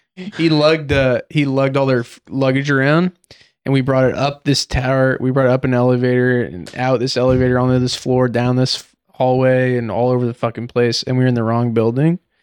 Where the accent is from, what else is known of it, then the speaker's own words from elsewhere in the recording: Reno, Nevada, United States; moved away as an adult; also born or lived in San Francisco; I'm a kid from Reno